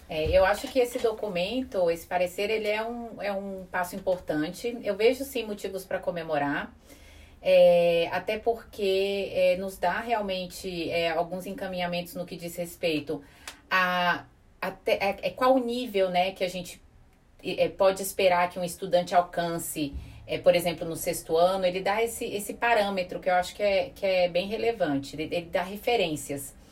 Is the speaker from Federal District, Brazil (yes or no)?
yes; Brasília, Federal District, Brazil; nós somos de Brasília